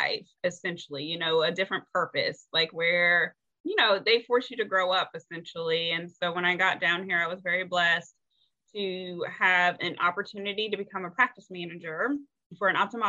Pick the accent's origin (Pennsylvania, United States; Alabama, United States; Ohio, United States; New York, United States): Ohio, United States; moved away as an adult; now in North Carolina, United States; I'm originally from Ohio and moved to North Carolina